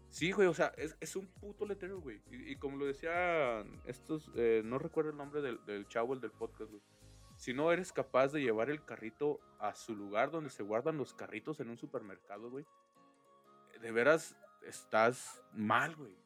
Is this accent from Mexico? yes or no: yes; Mexico; así somos los mexicanos